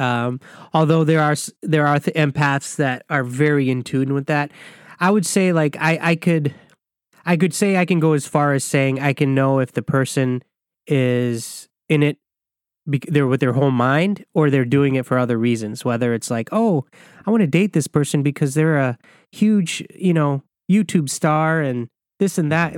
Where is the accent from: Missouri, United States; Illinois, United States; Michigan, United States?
Michigan, United States; I grew up in Michigan